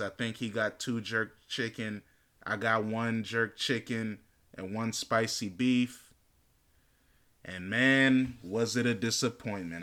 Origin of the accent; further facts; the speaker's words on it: United States; I'm born and raised in America